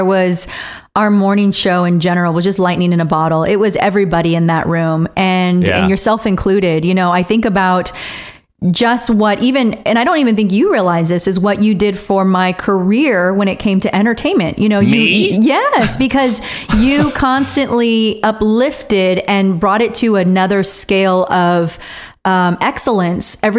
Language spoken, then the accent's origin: English; Riverside, California, United States; Riverside, which is my hometown